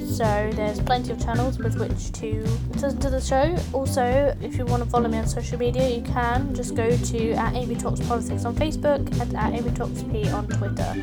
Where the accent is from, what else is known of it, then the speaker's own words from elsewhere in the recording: United Kingdom; we as British people